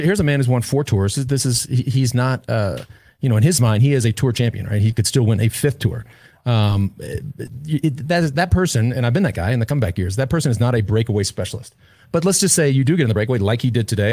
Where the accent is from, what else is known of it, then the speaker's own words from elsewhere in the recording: Austin, Texas, United States; down in Austin, my hometown